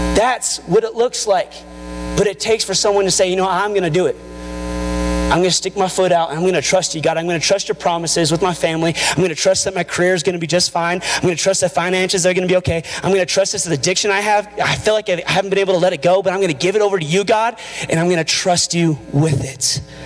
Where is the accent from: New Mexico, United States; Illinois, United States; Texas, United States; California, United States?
New Mexico, United States; Albuquerque; I'm from Albuquerque.